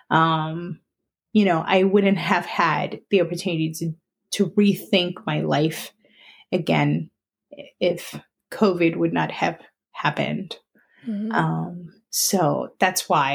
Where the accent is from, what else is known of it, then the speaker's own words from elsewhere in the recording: Colombia; now in Allentown, United States; I'm originally from Colombia